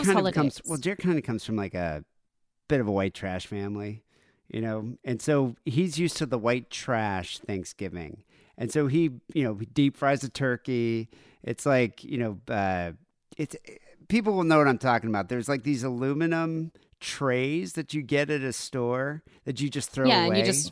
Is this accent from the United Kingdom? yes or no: no; South Africa; Like, we grew up in South Africa, so we never really celebrated it that much.